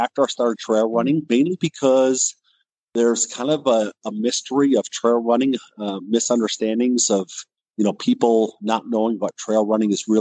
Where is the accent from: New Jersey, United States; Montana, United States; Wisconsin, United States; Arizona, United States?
Wisconsin, United States; now in Colorado, United States; I'm originally from Wisconsin, so the winters here in Colorado are mild compared to Wisconsin